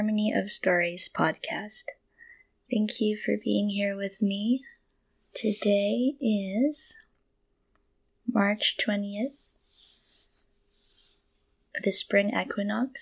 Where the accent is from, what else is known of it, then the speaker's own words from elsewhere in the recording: Manila, Metro Manila, Philippines; moved away as an adult; also born or lived in Portsmouth, England / London, England; now in Kentucky, United States; I was born and raised in Manila, in the Philippines, and I lived there up until I was 19